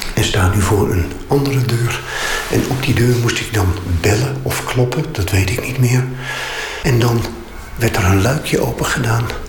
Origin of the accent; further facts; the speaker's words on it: Weert, Limburg, Netherlands; Ik groeide op in Weert